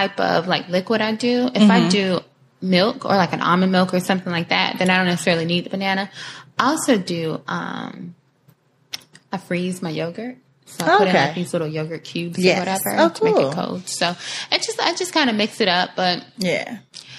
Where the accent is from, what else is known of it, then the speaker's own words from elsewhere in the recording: the South, United States; we're from the South.